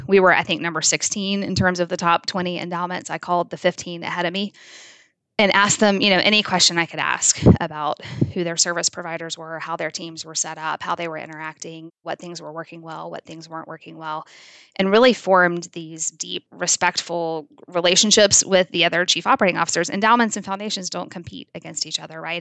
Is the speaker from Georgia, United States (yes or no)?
yes; South Georgia, United States; I grew up in South Georgia